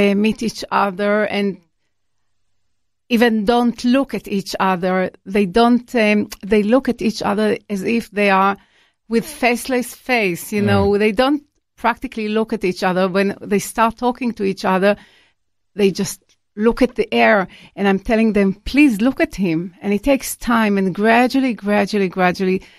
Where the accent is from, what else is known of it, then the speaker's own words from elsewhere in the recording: Israel; I was born in Israel